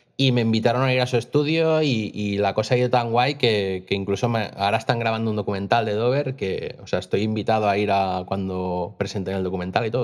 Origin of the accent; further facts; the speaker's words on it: Costa Brava, Catalonia, Spain; moved away as an adult; now in Vic, Spain; yo no soy de Vic, yo soy de la Costa Brava y me vine a Vic a probar suerte con mi vida